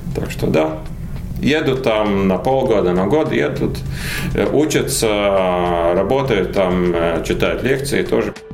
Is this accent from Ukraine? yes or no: no; Latvia; Мы как бы в Латвии